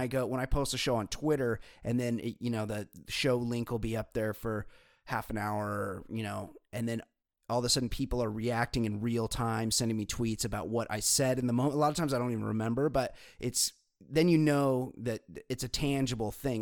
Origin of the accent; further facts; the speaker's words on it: California, United States; for me, it's home, and we have the ocean right here